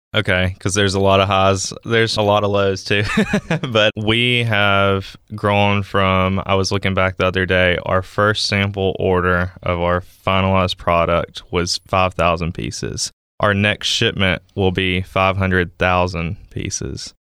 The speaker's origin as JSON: {"language": "English", "town": "Columbus", "region": "Mississippi", "country": "United States", "moved": "as an adult", "lives_now": "Starkville, United States", "said": "I'm twenty-five, from Columbus, Mississippi. So not too far from home, living in Starkville now"}